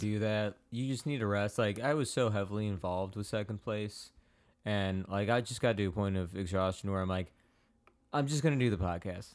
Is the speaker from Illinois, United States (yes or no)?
yes; Palos, Illinois, United States; I grew up in Palos Altos